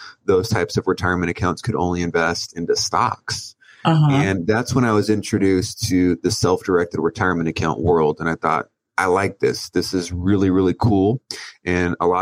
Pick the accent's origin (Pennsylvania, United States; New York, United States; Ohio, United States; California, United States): California, United States; Oceanside; I grew up in Oceanside, California